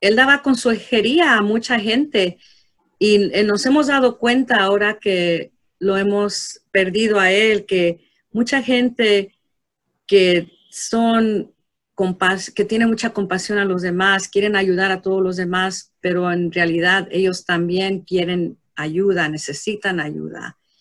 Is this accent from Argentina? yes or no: no; Mexico; como hispano, como mexicano